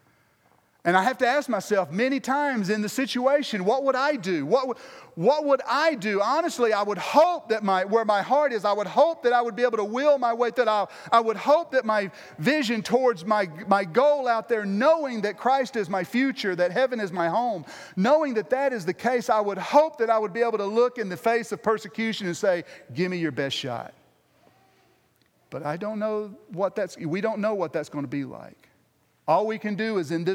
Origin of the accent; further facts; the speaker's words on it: United States; me being the American